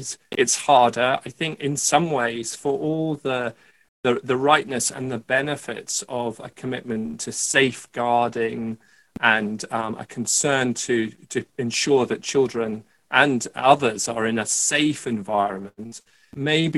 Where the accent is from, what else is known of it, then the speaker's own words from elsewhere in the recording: Scotland, United Kingdom; I was born in Scotland